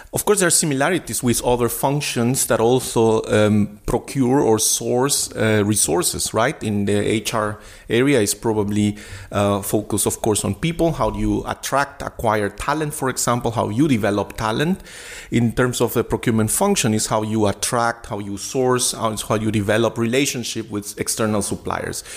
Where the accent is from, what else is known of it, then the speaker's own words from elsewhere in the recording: Guatemala City, Guatemala Department, Guatemala; English is a second language; now in Berlin, Germany; I was uh, born and raised in Guatemala City in Latin America